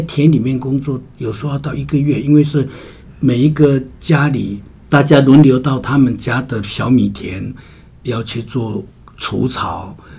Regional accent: Taiwan; 她所处的时代很特别了，这一百零七年当中，是整个台湾 也是我们的部落，呃，变化最大、冲击最大的时代

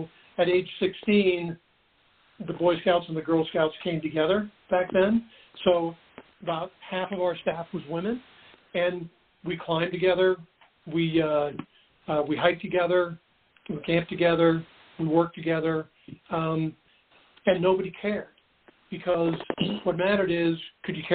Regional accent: Seattle, Washington, United States; I grew up in Seattle

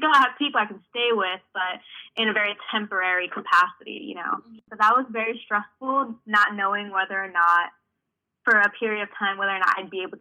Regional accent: Hartford, Connecticut, United States; I'm from Connecticut, I'm from Hartford, Connecticut, born and raised, so I'm not from very far away

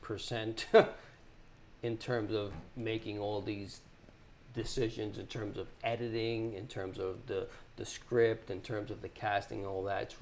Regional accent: New York City, New York, United States; I grew up in the Bronx.

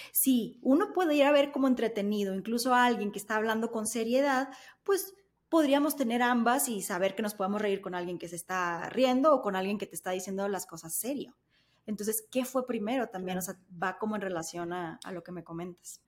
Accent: Sonora, Mexico; now in Mexico City, Mexico; en el norte, al menos en Sonora, somos un poco más directos

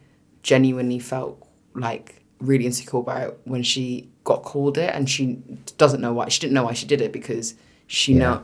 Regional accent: United Kingdom; accent: British

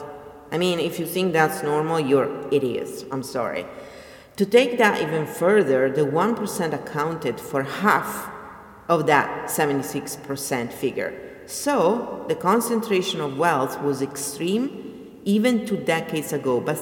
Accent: Italy; I come from Italy

